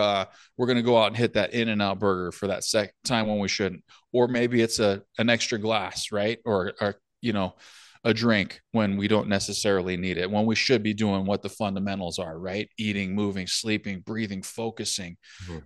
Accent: California, United States; now in northern United States; I grew up in California, obviously played hockey there, never had an issue

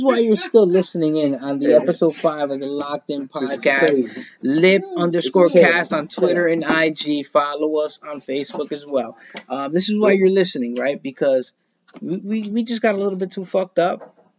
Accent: Paterson, New Jersey, United States; We're from Patterson, and you know it.

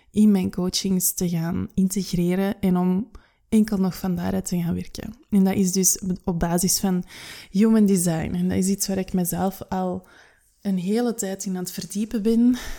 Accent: United Kingdom; Ik ben Brits, holistisch coach en audiomaker

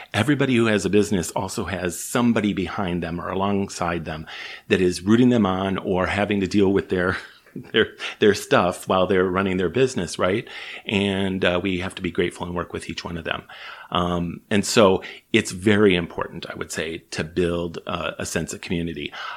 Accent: Chicago, Illinois, United States; moved away as an adult; now in British Columbia, Canada; I'm from the States originally, grew up in Chicago

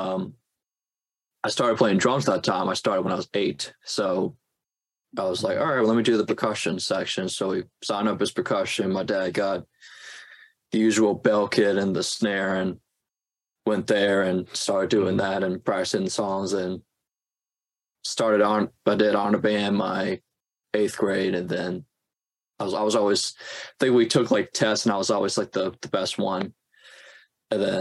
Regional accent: New Orleans, Louisiana, United States; moved away as an adult; now in Boston, United States; That's where I'm from. I'm from New Orleans

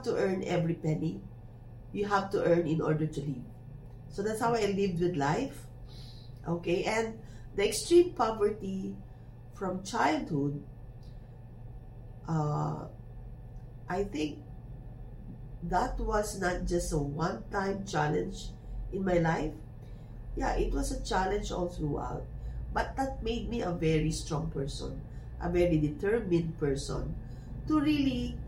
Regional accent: Philippines; I am very popular in my hometown as the Sampaguita girl.

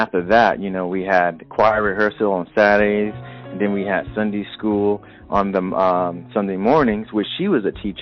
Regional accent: New Orleans, Louisiana, United States; now in Seattle, United States; I'm originally from New Orleans, Louisiana. I migrated to Seattle, Washington, currently, and times growing up was really, really, really hard.

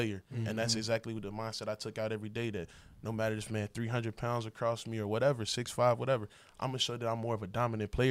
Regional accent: Chicago, Illinois, United States; moved away; Chicago, Illinois, Southside, born and raised

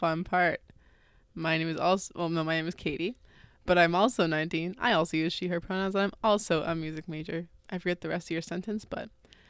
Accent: Nova Scotia, Canada; I grew up in Nova Scotia.

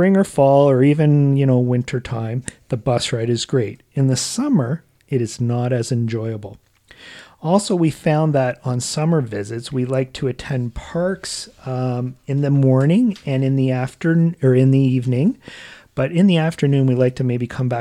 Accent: Canada; we are from Canada

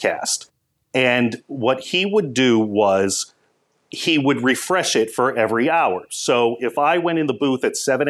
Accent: North Andover, Massachusetts, United States; as a kid growing up in North Andover, Massachusetts

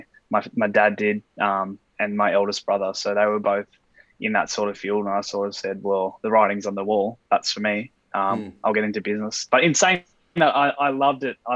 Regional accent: Sydney, New South Wales, Australia; moved away as an adult; also born or lived in Sandringham, Victoria / Brisbane, Queensland; now in Alice Springs, Australia; I was born in Sandringham in Victoria in 1992. Spent a couple of years there and moved to sunny Brisbane till about 1994 roughly, and then moved to Sydney, where I spent, you know, the rest of my life really until moving to Alice Springs

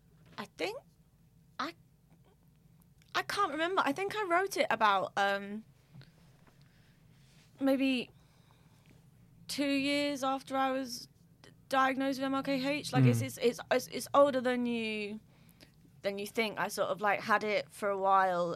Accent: Essex, East of England, United Kingdom; now in Liverpool, United Kingdom; I'm from Essex originally

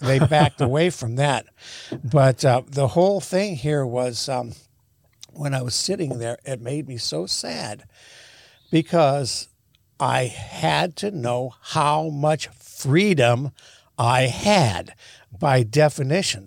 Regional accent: United States; moved away as an adult; also born or lived in Haiti / Israel / China; as being an American

